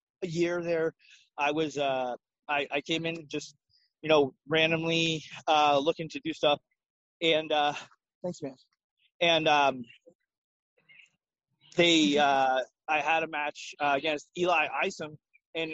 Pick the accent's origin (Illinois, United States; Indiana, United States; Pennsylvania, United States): Pennsylvania, United States; Pittsburgh; growing up in Pittsburgh